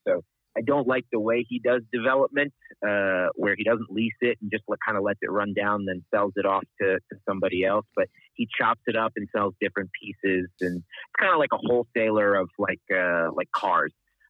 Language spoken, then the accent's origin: English; Lebanon; moved away as an adult; now in Wichita, United States; I grew up overseas in Lebanon. My parents were missionaries there, and moved to the U.S. at 18.